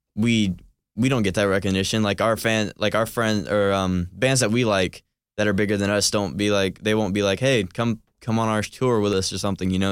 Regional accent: Cumming, Georgia, United States; I'm from Cumming, Georgia

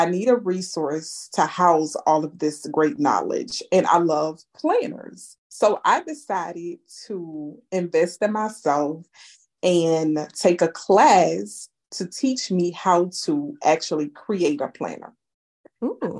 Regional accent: Houma, Louisiana, United States; I was born and raised in Houma, Louisiana, a small town in Louisiana

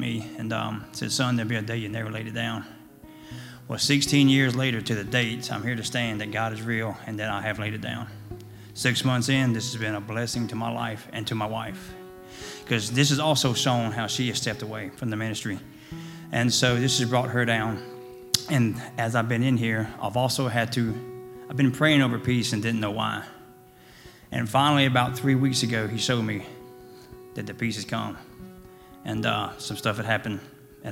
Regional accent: Sanford, North Carolina, United States; I'm from Sanford, North Carolina.

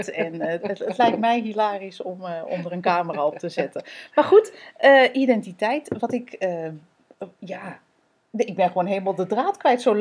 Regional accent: Netherlands; wij zijn Nederlanders. En, en dus hebben wij van huis uit meegekregen.

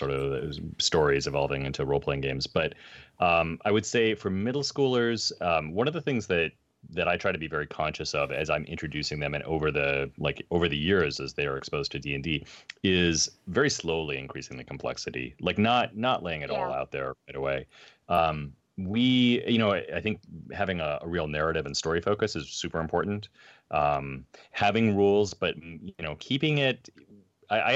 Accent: central Wisconsin, United States; I grew up in central Wisconsin, like, you know, 6 months of the year snow back in the 80s.

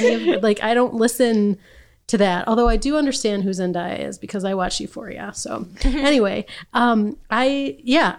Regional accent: Saginaw, Michigan, United States; So I grew up in Saginaw

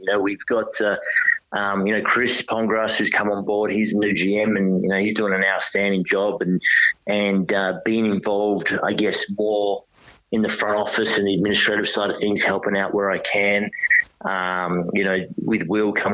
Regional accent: Perth, Western Australia, Australia; moved away as an adult; now in Sydney, Australia; I'm from Perth and I've got family back

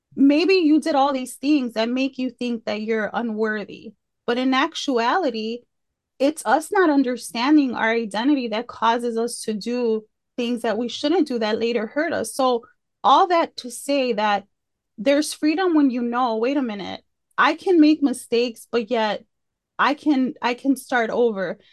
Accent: Chicago, Illinois, United States; now in Fort Worth, United States; I grew up i, in Chicago, like, on the Southwest side, in, in the hood

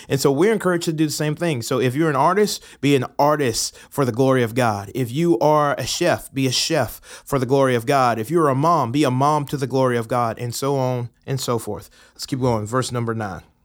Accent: Atlanta, Georgia, United States; moved away as an adult; now in Murfreesboro, United States; I'm originally from Atlanta, Georgia, have been living in Murfreesboro for the last, I guess, two and a half years

